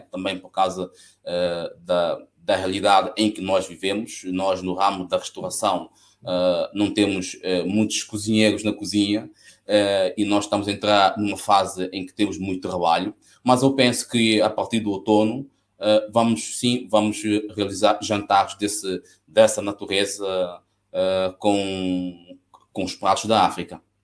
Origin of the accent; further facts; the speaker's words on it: São Tomé & Príncipe; now in Coimbra, Portugal; São Tomé é a minha terra e certamente que se calhar um dia vou acabar mesmo por ah, regressar